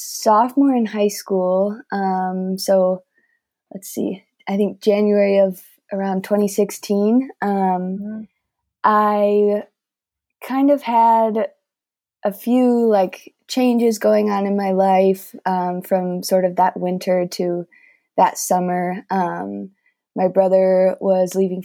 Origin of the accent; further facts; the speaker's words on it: Wheaton, Illinois, United States; I grew up in Wheaton, Illinois and lived there my whole life